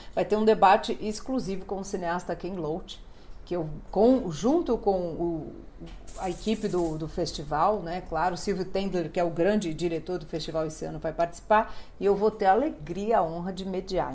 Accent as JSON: {"language": "Portuguese", "region": "São Paulo", "country": "Brazil", "said": "Porque nós somos aqui realmente três paulistas, né? Eu paulistana"}